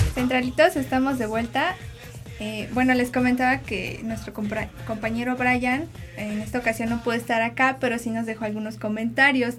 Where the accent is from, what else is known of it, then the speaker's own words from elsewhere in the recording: Puebla, Mexico; yo soy acá de Puebla